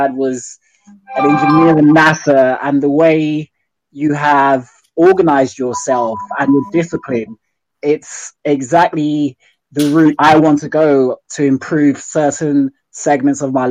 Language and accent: English; London, United Kingdom; I'm from London. I live in East London.